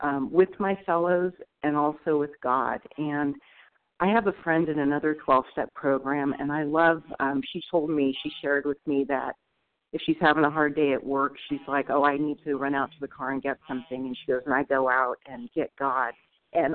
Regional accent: Northern California, United States; moved away as an adult; also born or lived in Oregon; I'm from Northern California, but now moving up to Oregon.

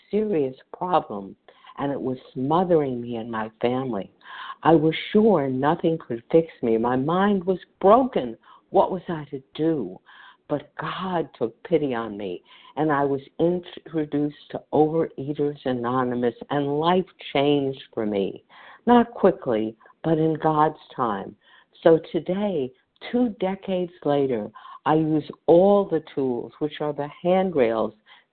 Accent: New York City, New York, United States; as I grew up in New York City

